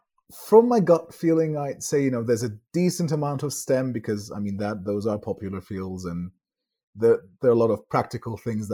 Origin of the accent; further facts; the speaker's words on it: Turkey; also born or lived in France; now in Ankara, Turkey; I am from Turkey thorough and through